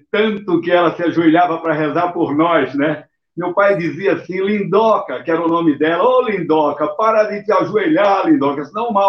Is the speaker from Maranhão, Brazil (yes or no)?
yes; São Luís, Maranhão, Brazil; also born or lived in Brooklin, São Paulo; now in São Paulo, Brazil; Eu sempre fui é, de uma família muito religiosa. Eu nasci em São Luís do Maranhão, a minha terra querida